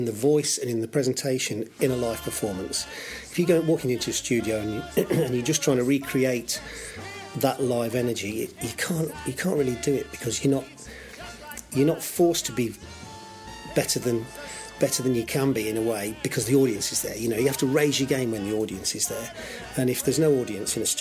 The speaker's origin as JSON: {"language": "English", "town": "Bedworth", "region": "West Midlands", "country": "United Kingdom", "tie": "born or raised there", "said": "my hometown, Bedworth Civic Hall"}